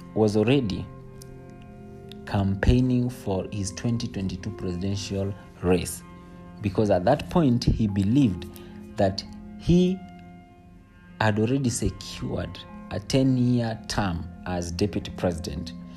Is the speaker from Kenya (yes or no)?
yes; Kenya